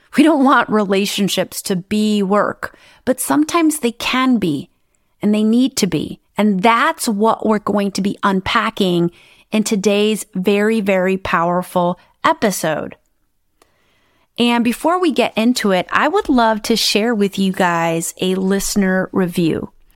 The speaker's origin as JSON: {"language": "English", "region": "Midwest", "country": "United States", "tie": "born or raised there", "said": "I grew up in the Midwest in the United States"}